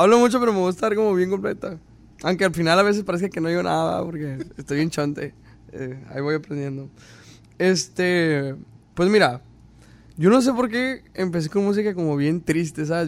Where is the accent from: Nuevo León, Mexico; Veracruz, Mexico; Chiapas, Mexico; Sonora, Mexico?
Sonora, Mexico; Caborca; soy de Caborca, Sonora, México. Y desde que nací, pues mi papá toca instrumentos